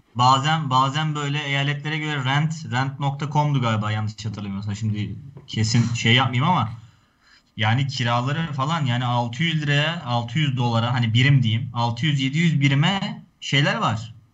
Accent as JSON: {"language": "Turkish", "country": "Turkey", "tie": "born or raised there", "said": "o yerlerde doğdum büyüdüm ben"}